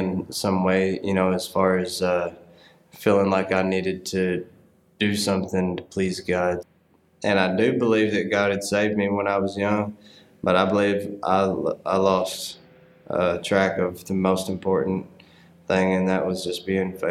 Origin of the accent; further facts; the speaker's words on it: Paris, Tennessee, United States; where I grew up in Paris, Tennessee, was a pretty small town